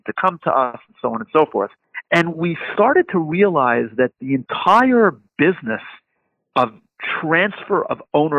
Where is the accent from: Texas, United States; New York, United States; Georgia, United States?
New York, United States; my hometown in New York